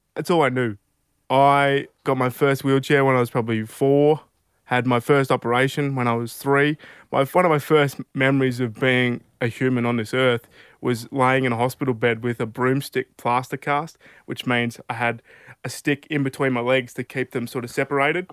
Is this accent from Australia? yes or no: yes; Albury, New South Wales, Australia; also born or lived in Mildura, Victoria; we'd moved to Albury, where I've grown up my, pretty much my whole life